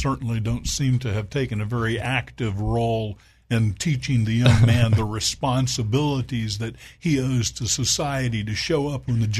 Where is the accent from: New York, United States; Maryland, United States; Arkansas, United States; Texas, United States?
Arkansas, United States; Little Rock; my hometown, Little Rock, Arkansas.